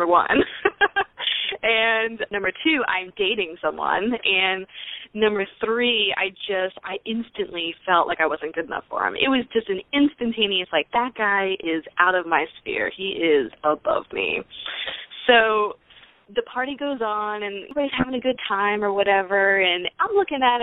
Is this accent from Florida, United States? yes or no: no; Pennsylvania, United States; now in Houston, United States; I live in Houston, Texas, but originally I'm from Pennsylvania.